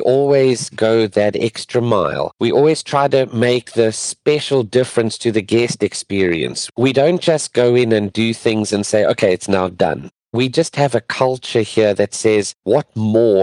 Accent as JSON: {"language": "English", "area": "near Johannesburg", "region": "Gauteng", "country": "South Africa", "tie": "born or raised there", "also_born_or_lived": "Pretoria, South Africa / Durban, South Africa", "moved": "as an adult", "lives_now": "Florida, United States", "said": "I'm actually from South Africa, born and raised just near Johannesburg"}